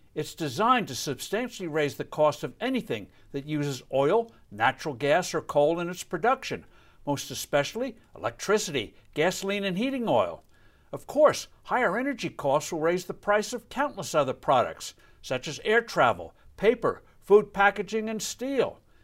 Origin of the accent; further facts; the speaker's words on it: New Jersey, United States; my home state of New Jersey